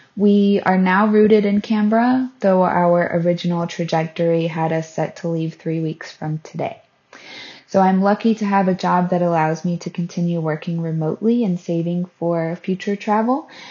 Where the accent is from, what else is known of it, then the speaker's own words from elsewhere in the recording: Florida, United States; moved away as an adult; I'm from Florida in the U S